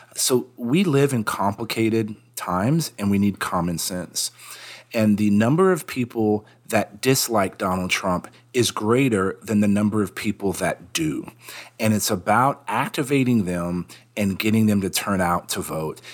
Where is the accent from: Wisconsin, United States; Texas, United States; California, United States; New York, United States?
Texas, United States; San Antonio; moved away; also born or lived in India; I decided to move back to my hometown to run for Congress